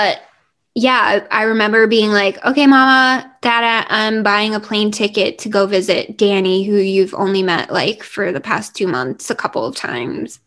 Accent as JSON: {"language": "English", "region": "New Jersey", "country": "United States", "tie": "born or raised there", "also_born_or_lived": "Virginia", "said": "growing up in New Jersey"}